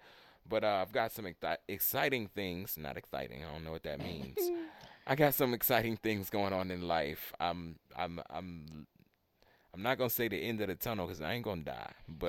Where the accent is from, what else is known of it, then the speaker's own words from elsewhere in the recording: Baltimore, Maryland, United States; I'm from Baltimore.